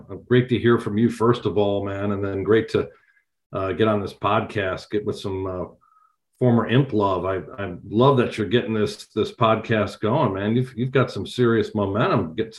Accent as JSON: {"language": "English", "area": "Monmouth County", "region": "New Jersey", "country": "United States", "said": "I'm from Central Jersey, from that Monmouth County area in New Jersey."}